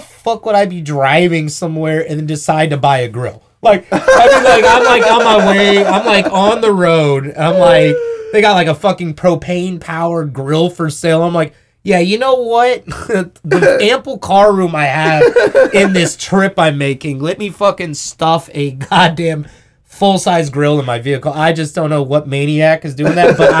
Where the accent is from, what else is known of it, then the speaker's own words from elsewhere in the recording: Columbus, Ohio, United States; I'm from Columbus